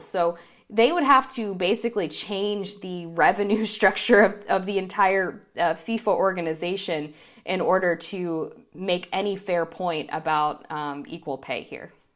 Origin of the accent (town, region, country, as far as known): United States